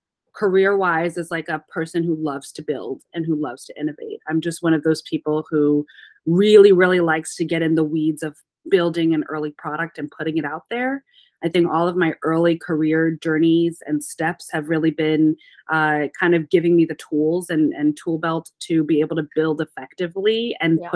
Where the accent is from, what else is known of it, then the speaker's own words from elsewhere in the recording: Midwest, United States; now in New York, United States; I'm a Midwestern girl. I was born in the corn.